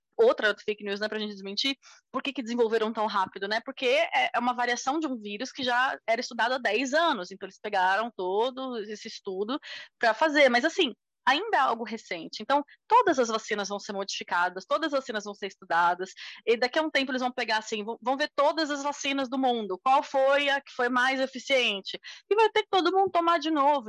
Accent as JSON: {"language": "Portuguese", "country": "Brazil", "said": "a gente, como brasileiro"}